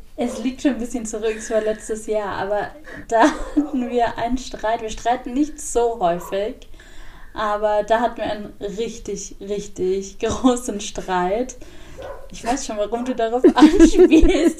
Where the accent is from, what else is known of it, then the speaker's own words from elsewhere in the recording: Augsburg, Bavaria, Germany; Ich bin in Augsburg geboren und groß geworden